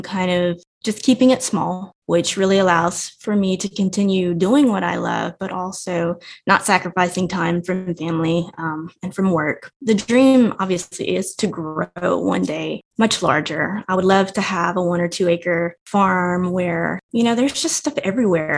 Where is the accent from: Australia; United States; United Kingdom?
United States; Evangeline, Louisiana; I grew up in Evangeline, Louisiana we had 40 acres, we had a pig farm